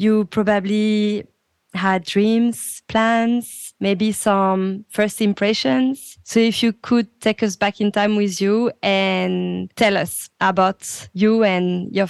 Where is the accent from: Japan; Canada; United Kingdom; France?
France; moved away as an adult; now in Melbourne, Australia